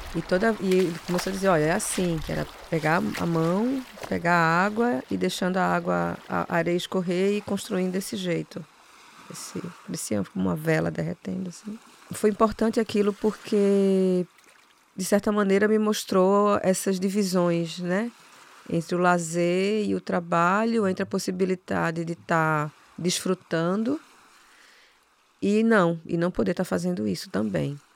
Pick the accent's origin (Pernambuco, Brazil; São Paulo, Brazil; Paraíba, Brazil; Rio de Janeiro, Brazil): Pernambuco, Brazil; Recife; E eu nasci no Alto José Bonifácio